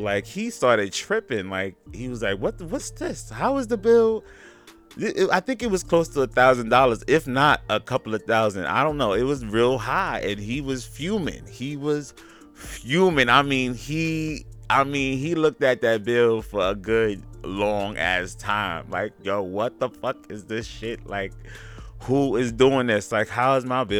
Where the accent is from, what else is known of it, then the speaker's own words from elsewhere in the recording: New York City, New York, United States; I'm from Gowanus Projects.